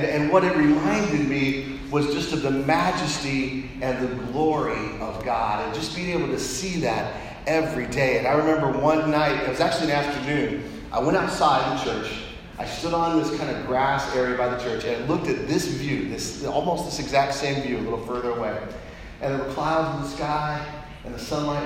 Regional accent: Colorado Springs, Colorado, United States; I grew up in Colorado Springs, Colorado.

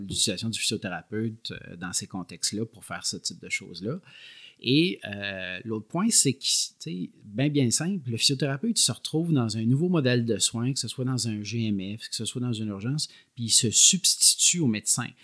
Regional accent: Quebec City, Quebec, Canada; moved away as an adult; now in Montreal, Canada; je viens de la région de Québec

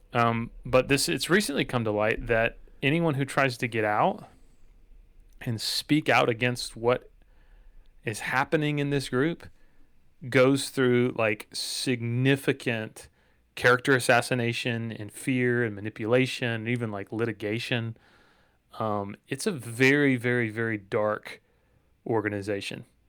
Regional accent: Dalton, Georgia, United States; my hometown of Dalton, Georgia

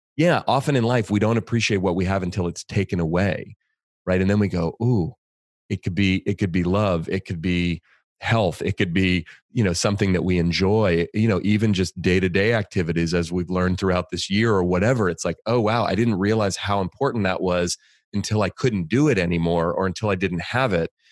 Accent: Bay Area, California, United States; I grew up in the Bay Area in California

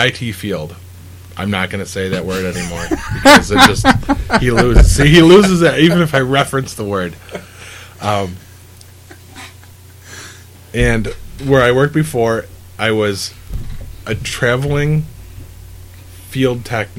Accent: Syracuse area, New York, United States; We're from Syracuse

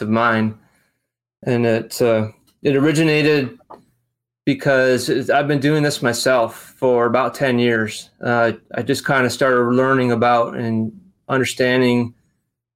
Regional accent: Western New York, United States; moved away as an adult; now in Charleston, United States; I'm originally from Western New York, and I moved to Charleston, South Carolina with a company. This was in 97. So I've been here almost half my life

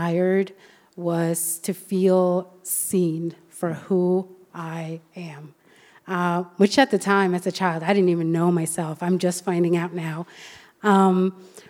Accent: Sweden; also born or lived in Colombia; when I was about 2 years old, I was adopted from Colombia to Sweden

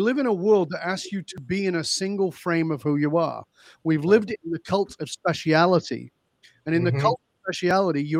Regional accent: the north of England, United Kingdom; moved away as an adult; I grew up in Northern England. I left the UK more than 40 years ago

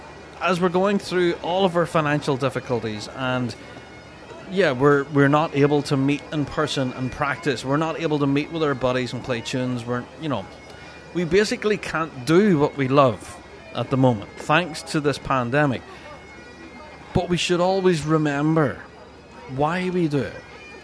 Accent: Dunoon, Scotland, United Kingdom; I remember being a kid growing up in Dunoon in Kyle, and I lived near the park. Kyle was more exciting than Christmas in our wee town

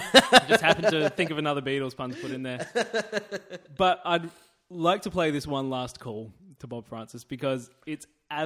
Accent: Australia; I'm the Australian asshole.

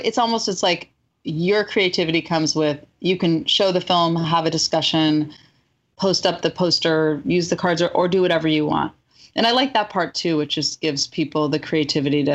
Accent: Marin County, California, United States; I'm from Marin County

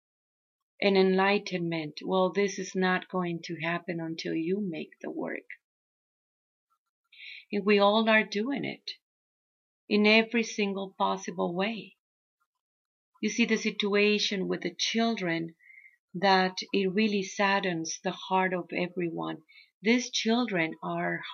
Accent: Mexico; first language Spanish; English is a second language; now in United States; I'm Mexican

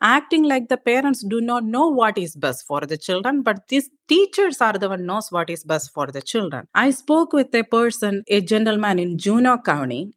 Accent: India; moved away as an adult; now in Wisconsin, United States; I was raised in India. I was raised in my aunt's family farm.

